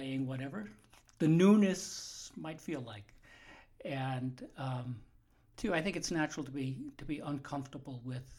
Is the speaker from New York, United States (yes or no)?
yes; New York, United States; moved away; I grew up in New York.